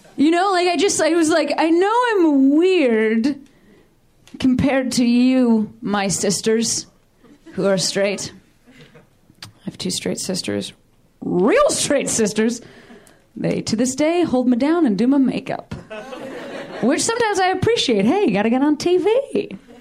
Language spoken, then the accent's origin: English; Illinois, United States; my home state of Illinois